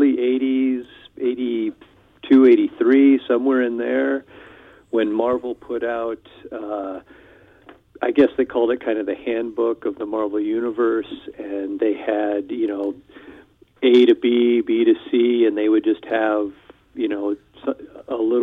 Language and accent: English; Iowa, United States; moved away as an adult; now in Wisconsin, United States; I live in Wisconsin, central Wisconsin, a small town. And let's see, I grew up in Iowa.